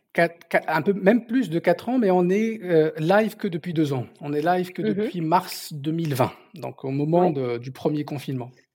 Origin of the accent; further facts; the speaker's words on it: southern Morocco, Morocco; first language Berber; French is a second language; moved away as an adult; also born or lived in Orléans, France; now in France; je, suis né au sud du Maroc, d'une famille de commerçants du Sahara